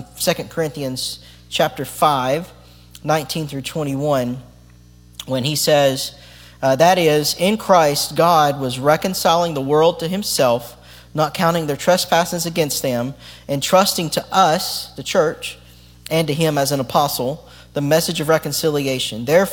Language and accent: English; United States; as the American church